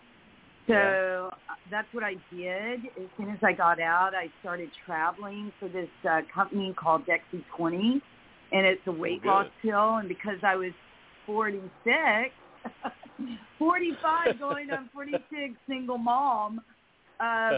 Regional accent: Memphis, Tennessee, United States; born or raised there; moved away

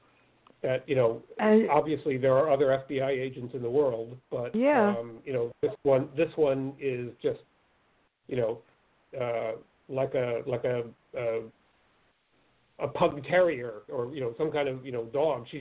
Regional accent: Pennsylvania, United States; Pennsylvania, my home state

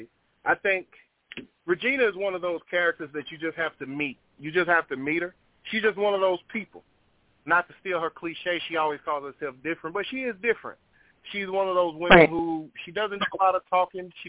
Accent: Carolina, United States; now in Mississippi, United States; I'm from Carolina.

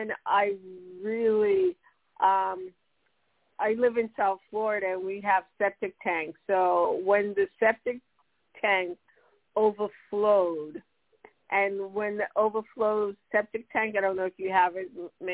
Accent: Jamaica; now in United States; I was born in Jamaica, which is in an island

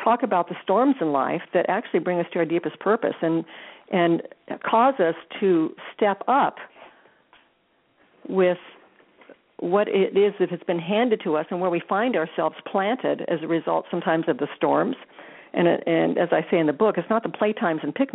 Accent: Des Moines, Iowa, United States; growing up in Iowa, lived, born and raised in Des Moines.

